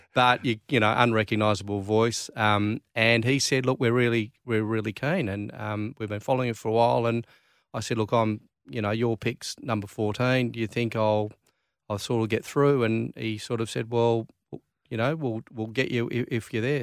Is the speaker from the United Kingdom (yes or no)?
no; Claremont, Western Australia, Australia; growing up in Claremont